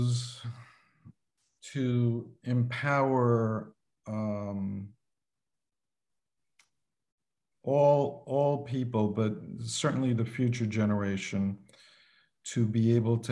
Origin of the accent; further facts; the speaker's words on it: New York City, New York, United States; now in Florida, United States; I grew up in Manhattan in the concrete jungle